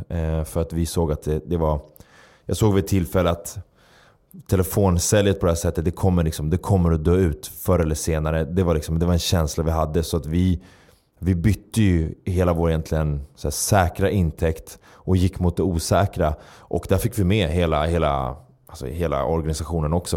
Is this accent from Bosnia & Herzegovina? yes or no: no; Stockholm, Stockholm County, Sweden; jag uppvuxen i, i, i förorten, en förort i Stockholm